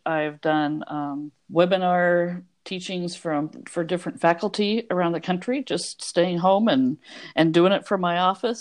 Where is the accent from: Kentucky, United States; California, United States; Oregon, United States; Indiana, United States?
Oregon, United States; I'm from Oregon